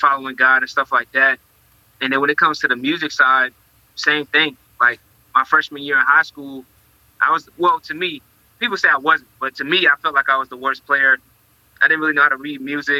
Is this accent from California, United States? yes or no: no; North Carolina, United States; I was born in North Carolina